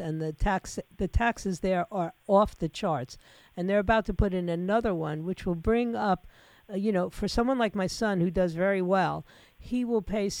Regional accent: New York City, New York, United States; moved away as an adult; now in Florida, United States; I came to Florida because we didn't have a state income tax. You know, I admit it. I grew up in New York City

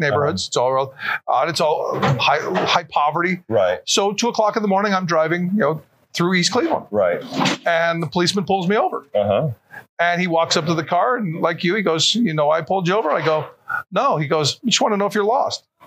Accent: Panama; moved away; And I'm from Panama

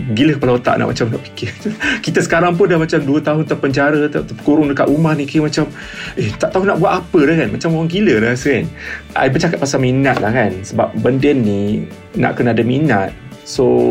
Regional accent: Kelantan, Malaysia; Saya berasal daripada Kelantan

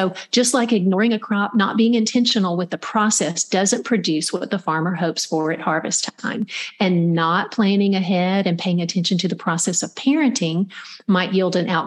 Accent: Middle Georgia, United States; I grew up in Middle Georgia

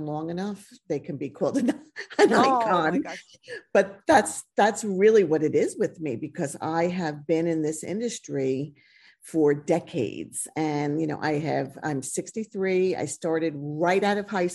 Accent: United States; I went to beauty school in this small town that I grew up in outside of New York City

